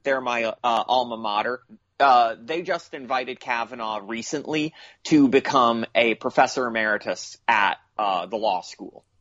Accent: United States; I'm American

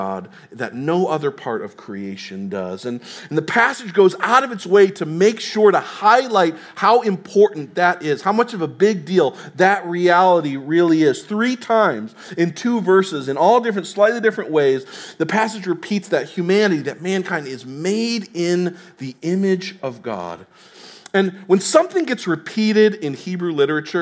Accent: Tennessee, United States; moved away; I'm from Tennessee

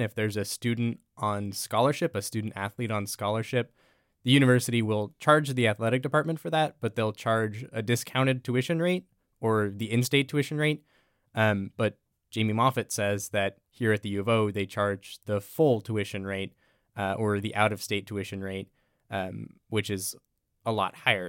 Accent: Everett, Washington, United States; moved away as an adult; I'm from Everett, Washington, the Seattle area.

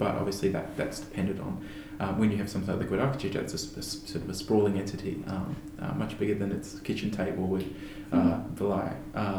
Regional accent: Queensland, Australia; My experience growing up in Queensland as an artist

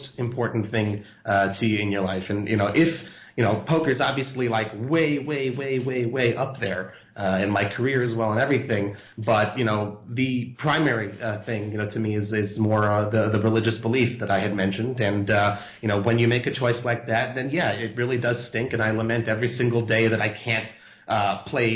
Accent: Los Angeles, California, United States; moved away as an adult; now in Israel; I was born in Los Angeles. I lived there until I was, you know, until I graduated high school, basically, and then that's when I came to Israel.

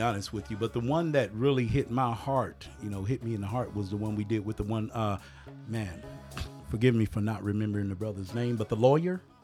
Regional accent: Montpelier, Louisiana, United States; now in Japan; I'm from Louisiana

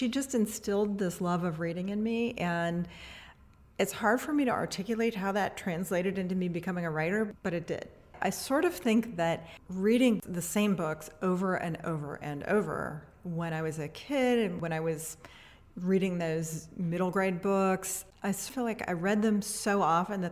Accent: Atchison, Kansas, United States; moved away as an adult; now in Louisville, United States; So I'm originally from Atchison, Kansas. I grew up on a little farm there, and I've lived in Louisville most of my life.

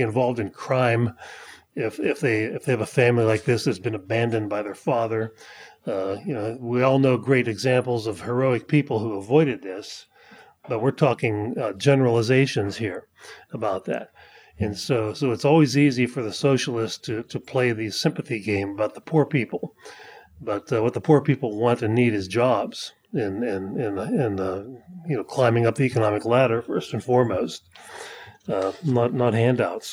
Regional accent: the mountains of Pennsylvania, United States; Pennsylvania, where I grew up

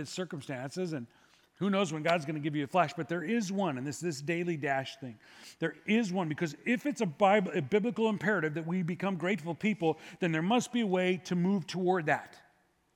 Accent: United States; I was born in America

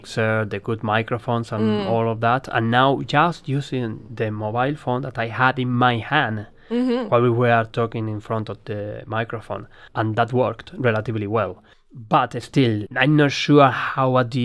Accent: Spain; now in Australia; my background is Spanish. But I'm an Aussie too

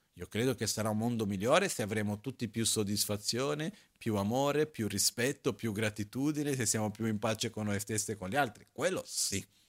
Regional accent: Brazil; now in Italy; la mia infanzia in Brasile, quando ero piccolino

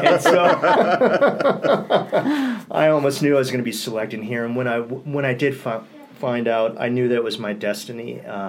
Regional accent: Southern California, United States; I'm from Southern California. So I've always... always had a long connection to this area because my uncle had a place in June Lake in Interlaken.

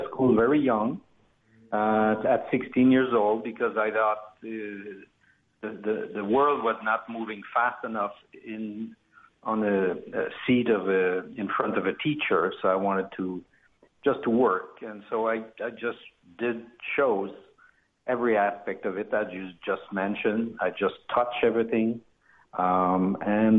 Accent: Quebec, Canada; we're from the French part of Canada, which is Quebec, province of Quebec, and we're more located in Montreal

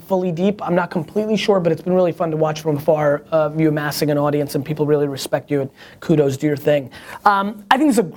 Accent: United States; also born or lived in Soviet Union; I grew up in America.

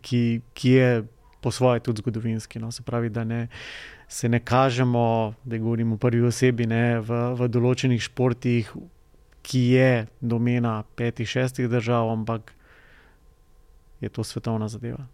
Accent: Slovenia

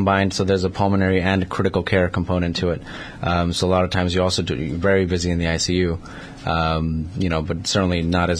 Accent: New York, United States; moved away as an adult; also born or lived in Manhattan / Brooklyn / Long Island; now in Connecticut, United States; I grew up mostly in New York. So, you know, went to high school and, you know, middle school and college and pretty much, so Manhattan, Brooklyn, Long Island.

